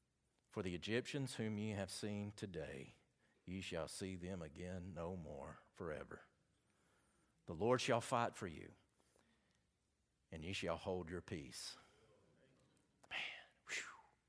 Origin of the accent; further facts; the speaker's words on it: Southern United States, United States; accent: southern; See, I know how to pronounce it, but y'all would never say I pronounced it right with my southern accent because y'all wouldn't get it right anyway.